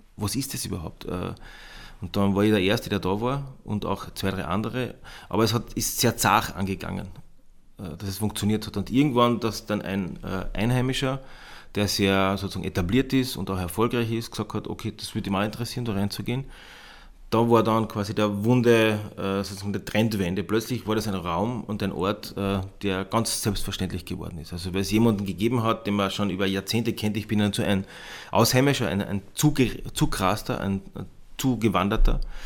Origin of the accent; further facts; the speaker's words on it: Bad Kleinkirchheim, Carinthia, Austria; moved away as an adult; also born or lived in Klagenfurt / Vienna; now in Moosburg, Austria; ich stamme ursprünglich aus den Bergen, aus Bad Kleinkirchheim